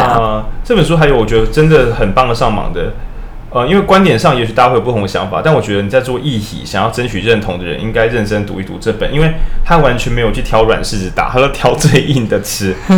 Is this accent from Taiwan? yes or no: yes; Taiwan; 我们都是台湾人